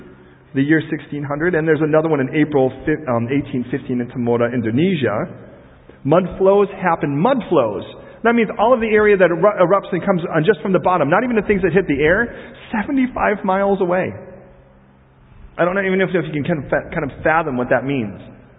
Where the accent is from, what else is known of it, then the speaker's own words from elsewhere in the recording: Chicago, Illinois, United States; I was raised in Chicago